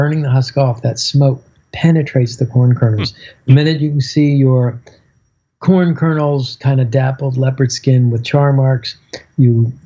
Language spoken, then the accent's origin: English; Miami, Florida, United States; I'm from Miami